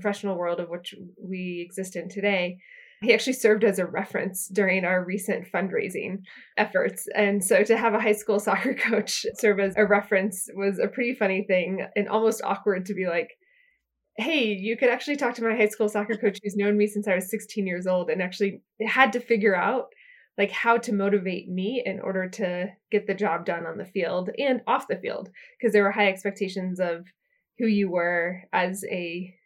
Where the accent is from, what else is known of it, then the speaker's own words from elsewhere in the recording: Lawrence, Kansas, United States; now in San Francisco, United States; I grew up just outside of Lawrence, Kansas